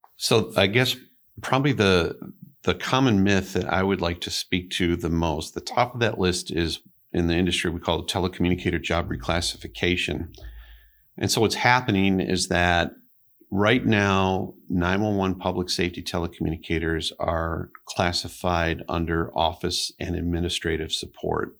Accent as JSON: {"language": "English", "town": "Oak Park", "region": "Illinois", "country": "United States", "tie": "born or raised there", "moved": "as an adult", "lives_now": "Pentwater, United States", "said": "I grew up in Oak Park River Forest area"}